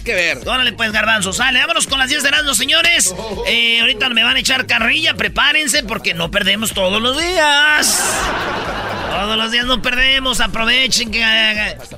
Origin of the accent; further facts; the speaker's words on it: Michoacán, Mexico; como somos de Michoacán, somos muchos